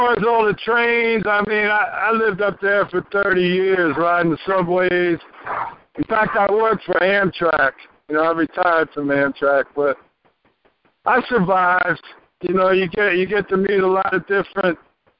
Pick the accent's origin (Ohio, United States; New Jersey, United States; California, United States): New Jersey, United States; accent: heavy accent; moved away as an adult; also born or lived in New York; now in East Tennessee, United States; I'm from New Jersey originally. I'm living in East Tennessee right now.